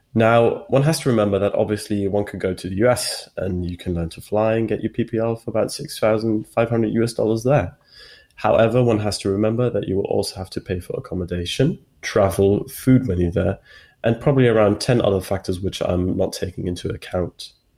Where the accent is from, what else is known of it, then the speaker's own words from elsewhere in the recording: Switzerland; my home country, Switzerland